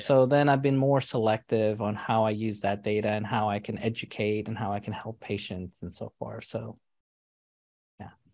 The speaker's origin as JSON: {"language": "English", "town": "New York City", "region": "New York", "country": "United States", "tie": "born or raised there", "said": "I grew up in New York City"}